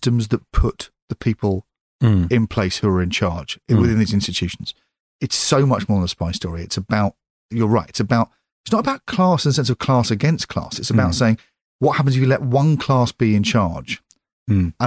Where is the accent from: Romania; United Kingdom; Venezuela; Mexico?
United Kingdom; England; us as English people